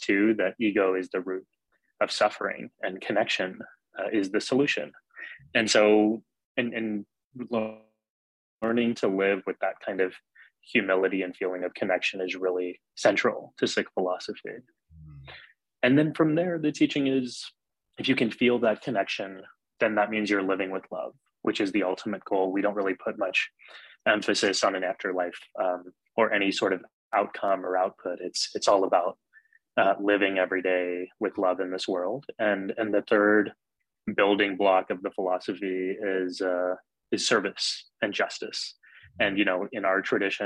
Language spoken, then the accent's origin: English; San Antonio, Texas, United States; now in New York, United States; I grew up in Texas where there weren't many Sikhs. I mean, for miles from where I grew up in San Antonio